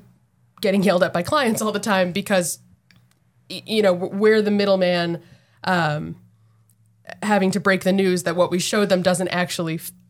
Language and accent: English; New Jersey, United States; now in Massachusetts, United States; I'm from New Jersey.